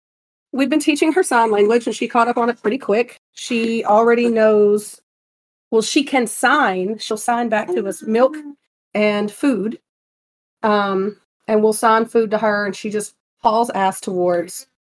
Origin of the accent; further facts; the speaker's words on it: southern Alabama, United States; Maybe it's a cheap ass bottom of Alabama thing. I don't know, but I know the people in my hometown know what I'm talking about.